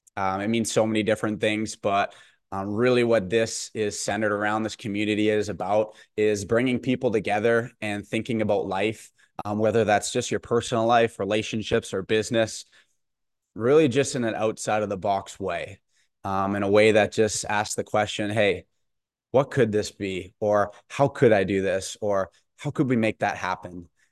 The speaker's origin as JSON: {"language": "English", "town": "Bonnyville", "region": "Alberta", "country": "Canada", "tie": "born or raised there", "said": "whether you know me personally from maybe where I grew up in Bonneville or out at school at St. FX"}